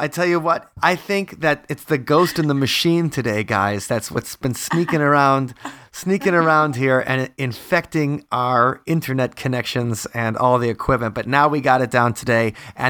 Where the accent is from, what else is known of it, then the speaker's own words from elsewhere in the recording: Big Bend, Wisconsin, United States; moved away; southeastern Wisconsin right now, which is the area that Alice and I are originally from. You know, where you are is only a few minutes from where we grew up in Big Bend.